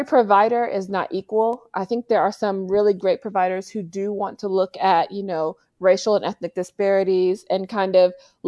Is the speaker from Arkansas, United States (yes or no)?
yes; Little Rock, Arkansas, United States; moved away as an adult; also born or lived in Maine / Fayetteville, Arkansas; now in California, United States; I'm originally from Little Rock, Arkansas, born and raised